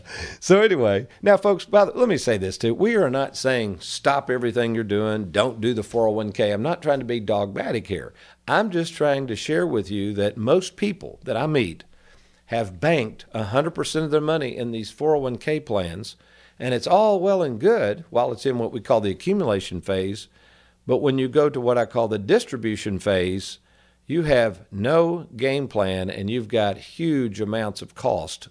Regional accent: Lexington, United States; growing up in Lexington, folks, I was raised by an entertaining family

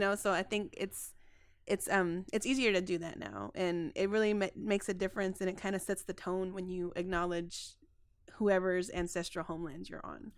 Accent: Dallas, Texas, United States; I grew up in Oak Cliff

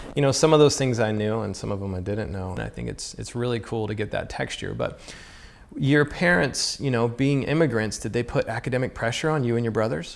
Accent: Southern United States, United States; I grew up in the Southern United States

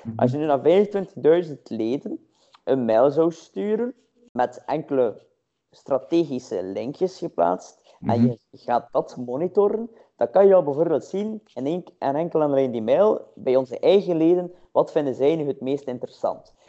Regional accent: Roeselare, Flanders, Belgium; ik ben van Roeselaar

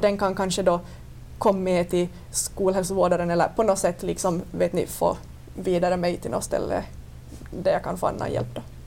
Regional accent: Vörå, Ostrobothnia, Finland; jag kommer från Vörå.

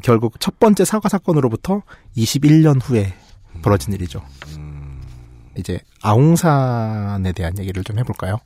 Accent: South Korea

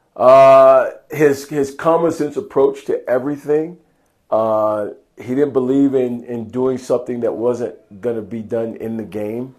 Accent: Perry, Georgia, United States; moved away; I'm originally from Georgia, okay. Uh, a little small town, Perry, Georgia, about an hour and a half south of Atlanta.

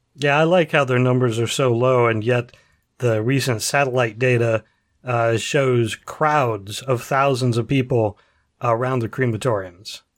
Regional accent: Central Ohio, United States; I am from Central Ohio

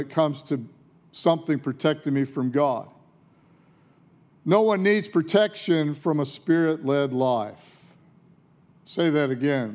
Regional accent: Detroit, Michigan, United States; now in Australia; where I grew up in Detroit

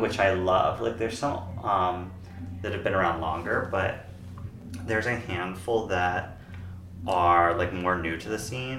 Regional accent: East Coast, United States; because, like, I'm originally from the East Coast

